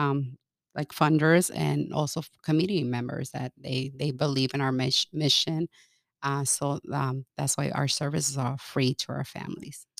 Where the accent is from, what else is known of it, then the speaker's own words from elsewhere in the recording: California, United States; moved away as an adult; also born or lived in Mexico / Kansas; now in Omaha, United States; I grew up in California